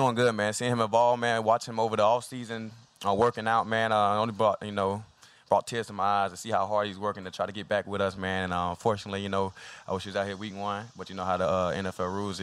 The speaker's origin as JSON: {"language": "English", "town": "Brunswick", "region": "Georgia", "country": "United States", "tie": "born or raised there", "moved": "yes", "said": "It's my hometown. Well, my home state. It's my first time actually playing in my home state"}